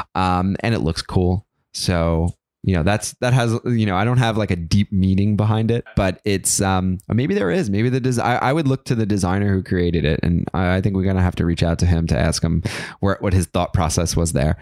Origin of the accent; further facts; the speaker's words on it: New York City, New York, United States; I grew up in, in South Brooklyn in, uh, in a neighborhood called Gravesend